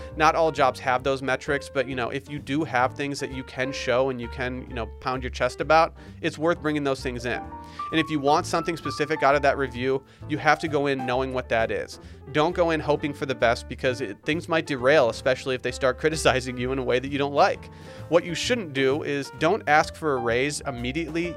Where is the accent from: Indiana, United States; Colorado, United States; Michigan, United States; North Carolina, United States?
Michigan, United States; Harbor Springs; now in Austin, United States; my hometown of Harbor Springs, Michigan